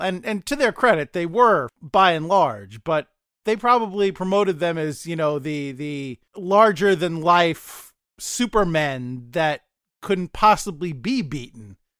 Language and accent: English; United States; as an American.